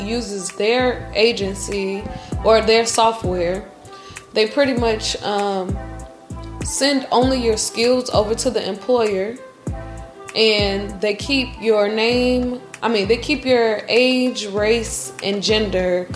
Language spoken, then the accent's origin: English; United States; just like all Americans